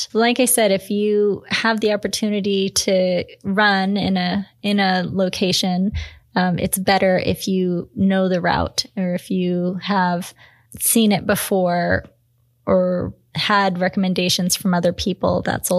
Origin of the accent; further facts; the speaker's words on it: Washington, United States; I'm from Washington, so yeah